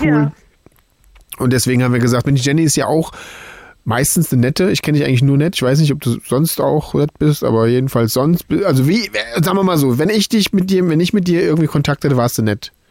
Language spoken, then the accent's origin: German; Hesse, Germany; Ich bin ja auch Hesse